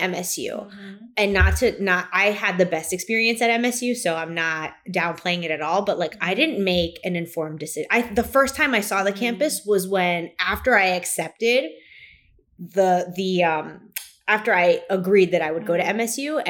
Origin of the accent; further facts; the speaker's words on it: Kearny, New Jersey, United States; I'm from Kearney.